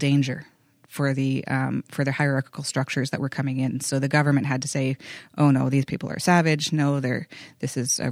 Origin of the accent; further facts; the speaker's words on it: Vancouver, British Columbia, Canada; I was actually born and raised in Vancouver, but my ancestry is in Haida Gwaii